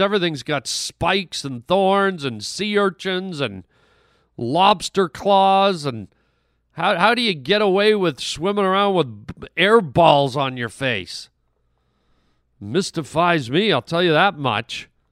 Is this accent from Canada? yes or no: yes; Canada; moved away; also born or lived in Germany; I grew up in Canada and, and French was mandatory, and I lived in Germany for a, a wh-, a while